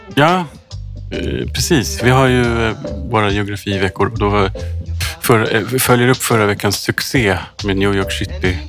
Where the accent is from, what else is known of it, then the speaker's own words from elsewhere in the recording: Sweden; jag är uppvuxen i svensk arbetarklass